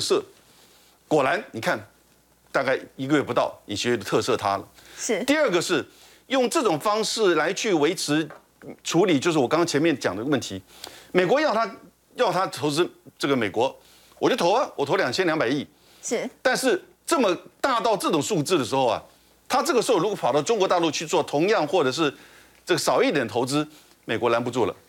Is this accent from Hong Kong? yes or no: no; Taiwan; 我们台湾这边